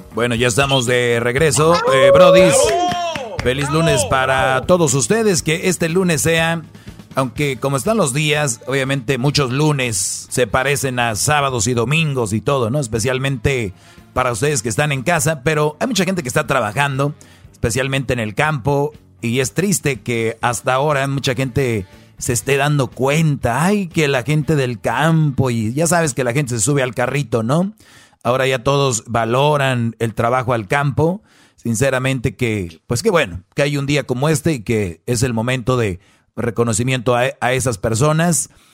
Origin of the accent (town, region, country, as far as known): Mexico